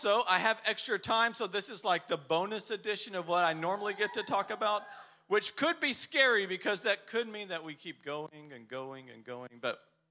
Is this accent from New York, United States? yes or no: no; Texas, United States; now in Poland; I'm from Texas